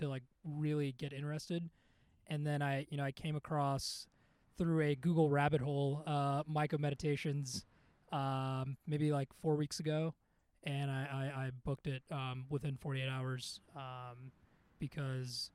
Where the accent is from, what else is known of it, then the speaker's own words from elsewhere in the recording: Chicago, Illinois, United States; also born or lived in India; Born in India, grew up in Chicago